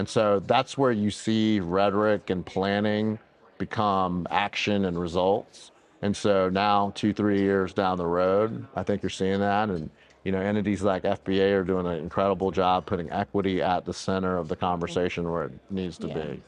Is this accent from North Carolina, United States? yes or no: yes; Robeson County, North Carolina, United States; also born or lived in Georgia; being from rural Robeson County, North Carolina